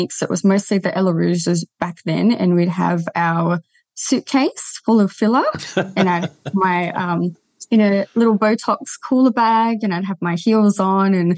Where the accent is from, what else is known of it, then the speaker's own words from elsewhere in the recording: Terrigal, New South Wales, Australia; Came back to my hometown